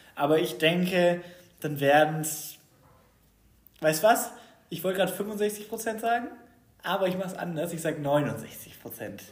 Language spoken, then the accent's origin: German; Baden-Württemberg, Germany; weil ich aus Baden-Württemberg komme